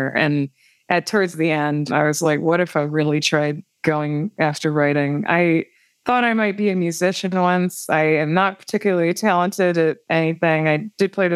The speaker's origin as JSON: {"language": "English", "region": "Wisconsin", "country": "United States", "tie": "born or raised there", "moved": "yes", "said": "when I was growing up in Wisconsin"}